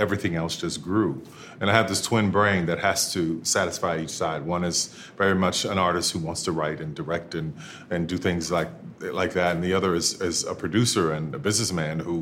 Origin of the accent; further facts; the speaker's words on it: New Orleans, Louisiana, United States; growing up in New Orleans, you know, and walking from end to end of Bourbon Street